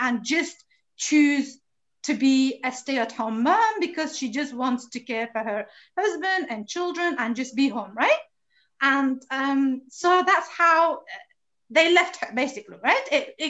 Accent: Pakistan; English is a second language; although I was born and raised in Pakistan, which is, you know, a Muslim country, mashallah, and a relatively conservative country as well.

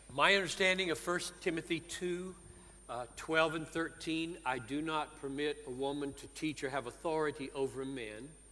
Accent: United States; I was born and grew up in The United States

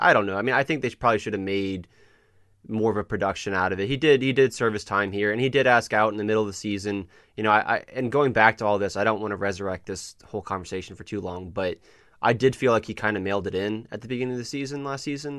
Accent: the South, United States; we grew up in the South.

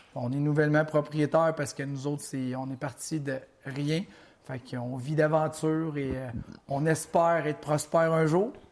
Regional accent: Mauricie, Quebec, Canada; je viens de la Mauricie comme toi

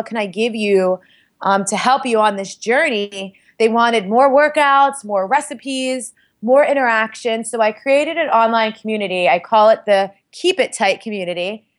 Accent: Staten Island, New York, United States; I'm from Staten Island. I'm Italian and Puerto Rican.

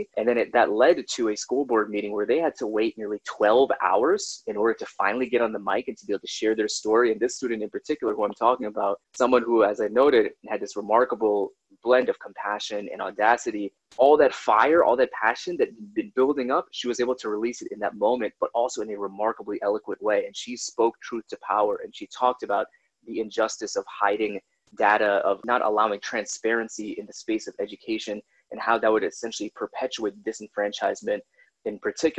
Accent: Minnesota, United States; born there; So they went to Alaska, went to New York, that's where both of my sisters were born. I was born in Minnesota. We went to Atlanta. We went to Washington State.

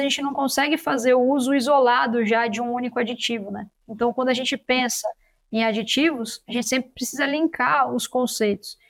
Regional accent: São Paulo, Brazil; eu sou de São Paulo capital

